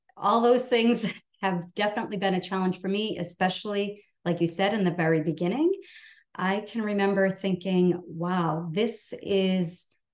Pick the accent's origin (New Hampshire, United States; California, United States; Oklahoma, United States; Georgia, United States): New Hampshire, United States; I'm from New Hampshire